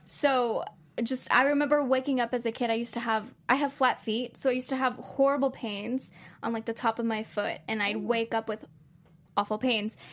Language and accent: English; San Antonio, Texas, United States; now in Los Angeles, United States; I'm from San Antonio, Texas, and it is a rather large city. But I always knew growing up that I wasn't meant to stay there.